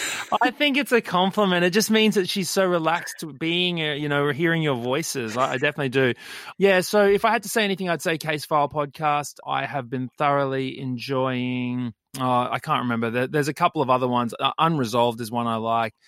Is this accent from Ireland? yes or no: no; Brisbane, Queensland, Australia; I grew up in Brisbane, West Brizzy